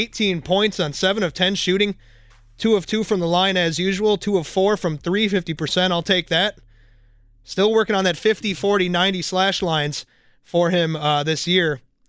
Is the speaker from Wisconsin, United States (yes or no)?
yes; Kronenwetter, Wisconsin, United States; That is indeed my hometown of all of 5,000 or 6,000 people, whatever it's up to.